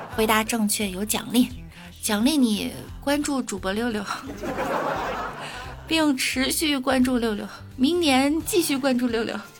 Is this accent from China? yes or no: yes; Beijing, China; 我来自北京